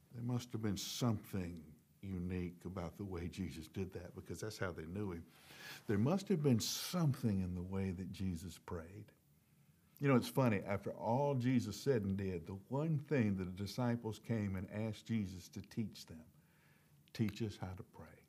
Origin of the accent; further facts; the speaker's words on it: the South, United States; accent: southern; I grew up in the South